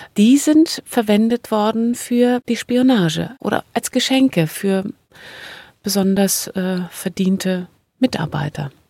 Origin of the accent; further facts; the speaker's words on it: GDR, East Germany, Germany; Ich bin in der DDR groß geworden